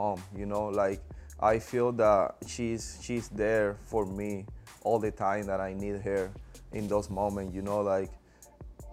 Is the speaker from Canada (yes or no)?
no; Venezuela; moved away; growing up playing baseball back home in Venezuela.